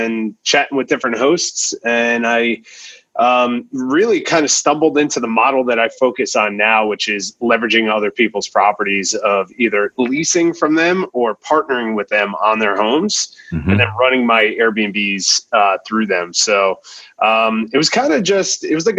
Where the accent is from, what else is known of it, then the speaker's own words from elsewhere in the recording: New Jersey, United States; moved away; I'm originally from New Jersey.